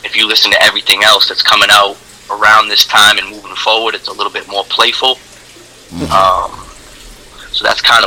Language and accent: English; North Shore, Massachusetts, United States; I'm originally from North Shore, so that's like Peabody, Danvers, and Lynn.